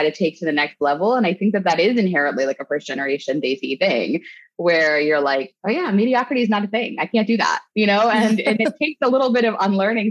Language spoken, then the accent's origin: English; State College, Pennsylvania, United States; I grew up in State College, Pennsylvania, which is where Penn State University is